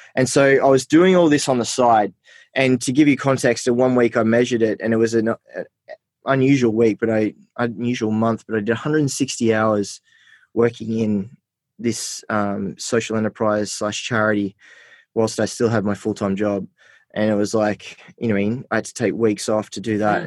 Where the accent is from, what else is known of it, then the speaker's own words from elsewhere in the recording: Armidale, New South Wales, Australia; also born or lived in Port Macquarie / Sydney; I grew up in Port Macquarie and then I grew up in Armidale.